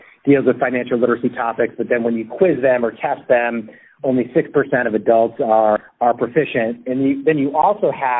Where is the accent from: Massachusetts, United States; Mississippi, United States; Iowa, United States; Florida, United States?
Massachusetts, United States; Spencer; my hometown where I grew up outside of Worcester, Massachusetts.